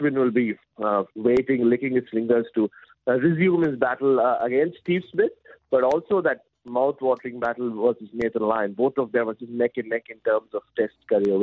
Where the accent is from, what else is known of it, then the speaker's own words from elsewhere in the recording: Mumbai, Maharashtra, India; moved away; yesterday was my first day back in India, even though I'm originally from Mumbai